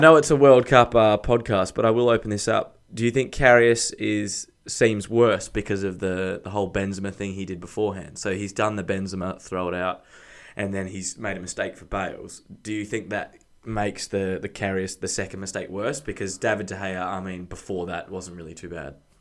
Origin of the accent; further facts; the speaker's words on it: Australia; being an Australian